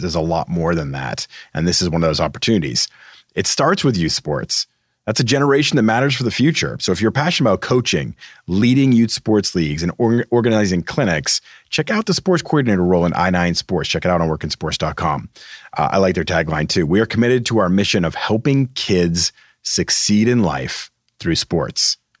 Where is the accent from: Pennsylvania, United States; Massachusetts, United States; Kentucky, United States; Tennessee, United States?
Massachusetts, United States; I'm from Massachusetts